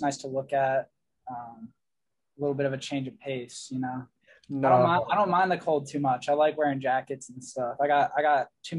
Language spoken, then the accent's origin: English; Pennsylvania, United States; I'm from PA. I've been in PA all my life, so a little bit further south than here.